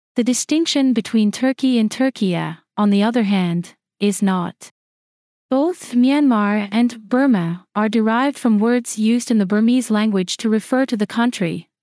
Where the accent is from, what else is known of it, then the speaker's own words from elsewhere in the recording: Sacramento, California, United States; My hometown, Sacramento, California